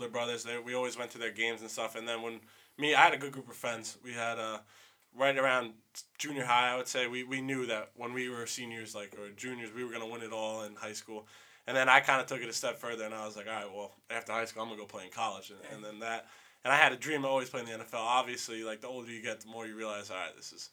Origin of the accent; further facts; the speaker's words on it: Long Island, New York, United States; I'm like, Long Island